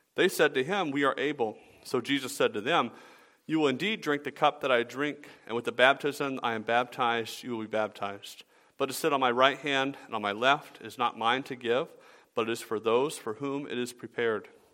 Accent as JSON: {"language": "English", "town": "Atlanta", "region": "Georgia", "country": "United States", "tie": "born or raised there", "said": "I grew up in Atlanta"}